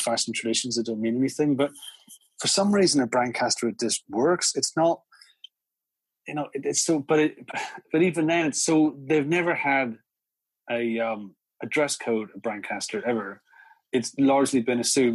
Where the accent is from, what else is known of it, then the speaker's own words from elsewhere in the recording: County Down, Northern Ireland, United Kingdom; I am from County Down